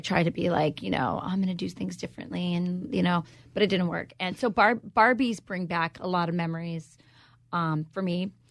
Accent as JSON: {"language": "English", "region": "Arizona", "country": "United States", "also_born_or_lived": "Wisconsin", "moved": "yes", "said": "I'm from Wisconsin. No one understands me, but I'm originally from Arizona"}